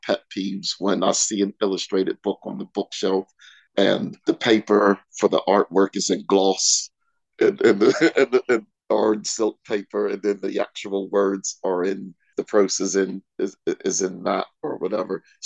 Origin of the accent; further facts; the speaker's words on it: York, Pennsylvania, United States; moved away as an adult; also born or lived in Pittsburgh, Pennsylvania / Nottingham / Manchester; now in Peterborough, United Kingdom; I was born in Pittsburgh, Pennsylvania. I was raised in York, Pennsylvania.